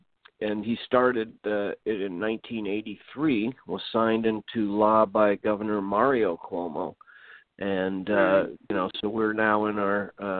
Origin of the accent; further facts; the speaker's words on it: Pacific Northwest, United States; moved away as an adult; also born or lived in Albany area, New York; now in Albany, United States; I mean, I've lived here since 1981. I'm still an outsider. I'm from the Pacific Northwest. I really only expected to stay here 2 years, but I love this area.